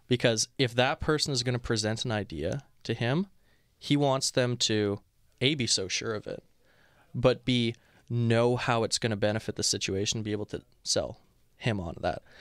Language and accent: English; Montreal, Quebec, Canada; now in Toronto, Canada; I'm from Montreal originally